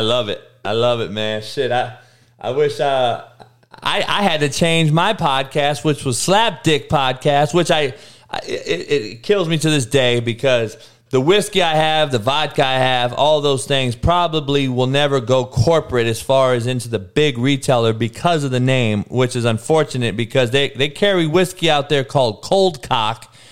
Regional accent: Compton, California, United States; my growing up? So in Compton in the in the in the eighties

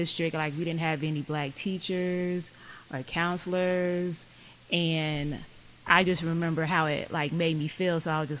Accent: Lawton, Oklahoma, United States; also born or lived in South Carolina / Hawaii / Florida; now in Oklahoma City, United States; I grew up as an Army brat, so like I was born in South Carolina, lived in Hawaii, Florida, but I was raised in Lawton, and then I moved up here like 8th grade to the city.

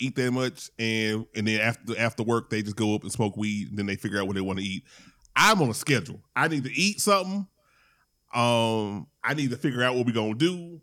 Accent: Louisiana, United States; I'm from Louisiana

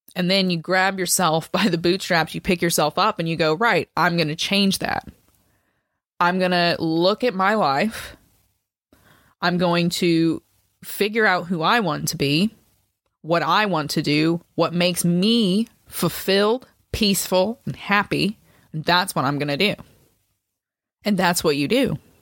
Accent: United States; I'm obviously an American

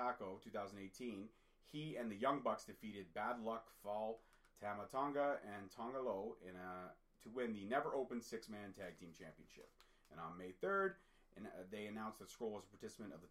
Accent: Toronto, Ontario, Canada; I was born in Toronto, Ontario, Canada, but my dad is Scottish.

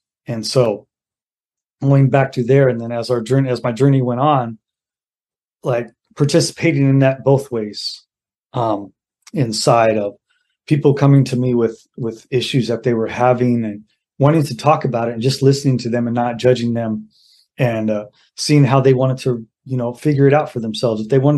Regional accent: Mountain View, California, United States; also born or lived in Sacramento; So I was born in Mountain View in the Bay Area, mm-hmm. in California, and then I was raised in the Bay Area and Sacramento, Northern California.

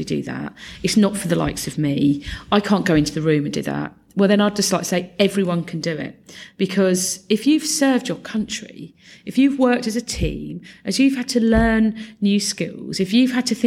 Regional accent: Luton, East of England, United Kingdom; I'm a born and bred Lutonian

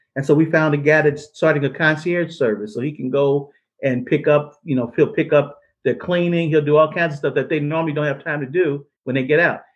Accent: St. Louis, Missouri, United States; I'm from St. Louis

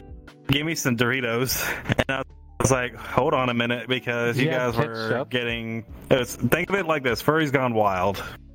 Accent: Canada; I'm Canadian, though.

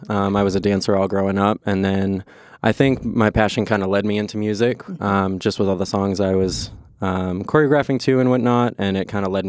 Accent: Boston, Massachusetts, United States; moved away as an adult; now in Los Angeles, United States; I'm from Boston, Massachusetts. I recently just relocated to Los Angeles.

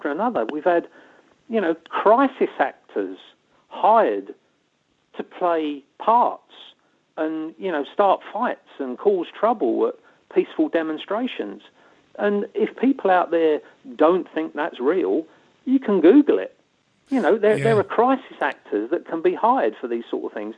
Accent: London, United Kingdom; being a Londoner

